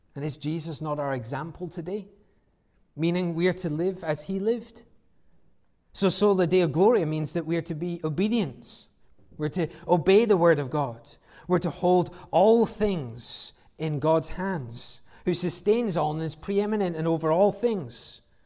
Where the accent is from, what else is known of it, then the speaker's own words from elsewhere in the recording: United Kingdom; we're British